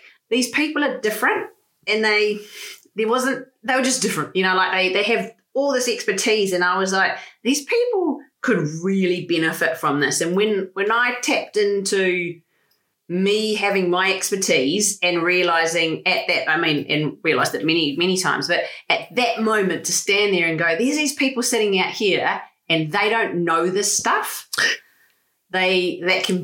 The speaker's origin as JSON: {"language": "English", "town": "Palmerston North", "region": "Manawatū-Whanganui", "country": "New Zealand", "tie": "born or raised there", "also_born_or_lived": "Frankston, Australia", "moved": "as an adult", "lives_now": "Australia", "said": "I grew up in Palmerston North in New Zealand, so we call it Palmy."}